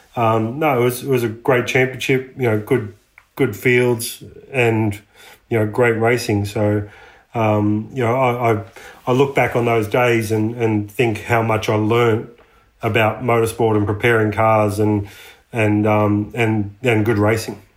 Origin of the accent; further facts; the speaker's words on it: Latrobe Valley, Victoria, Australia; also born or lived in United States; we grew up um, Latrobe Valley, which is a you know power generation area of Victoria